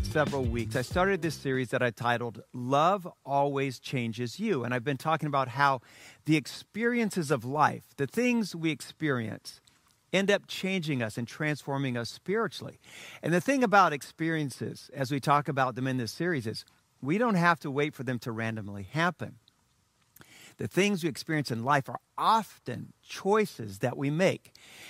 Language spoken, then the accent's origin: English; Sinoe County, Liberia; because I had heard Philip was rebuilding the mission station, E&I Mission, that I grew up on in Sino County, Liberia.